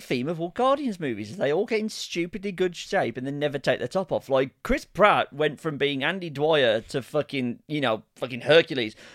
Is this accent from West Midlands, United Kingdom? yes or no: yes; Birmingham, West Midlands, United Kingdom; accent: Ozzy Osbourne's (Brummie); even though it's my accent